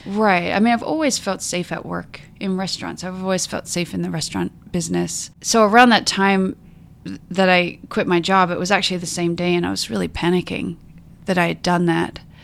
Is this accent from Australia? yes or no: yes; Mount Gambier, South Australia, Australia; moved away as an adult; also born or lived in Adelaide, Australia / New Orleans, United States / California, United States; now in Seattle, United States; I was born and raised in a, uh, South Australia in a small town called Mount Gambier